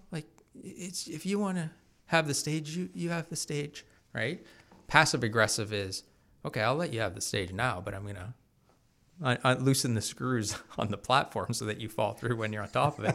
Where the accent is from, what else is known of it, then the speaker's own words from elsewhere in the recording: Bowmanville, Ontario, Canada; also born or lived in Mississauga; grew up in Bowmanville